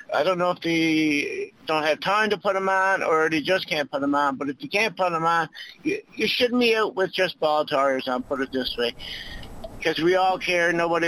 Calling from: Newfoundland and Labrador, Canada; Hi, Claudette. I'm calling from the East End, too.

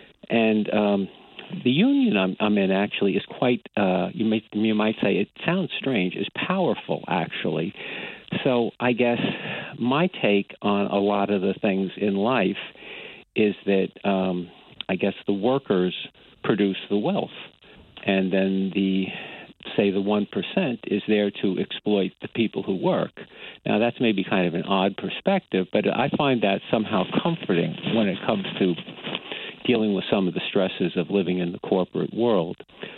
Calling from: Brookhaven, New York, United States; I'm calling from Brookhaven in Long Island.

